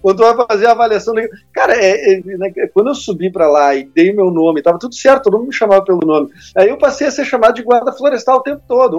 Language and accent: Portuguese; Porto Alegre, Rio Grande do Sul, Brazil; accent: porto-alegrense; sou de Porto Alegre.